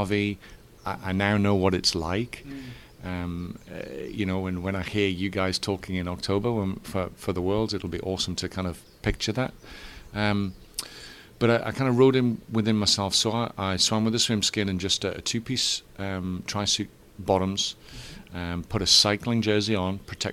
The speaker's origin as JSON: {"language": "English", "region": "England", "country": "United Kingdom", "moved": "as an adult", "lives_now": "Florida, United States", "said": "I'm English"}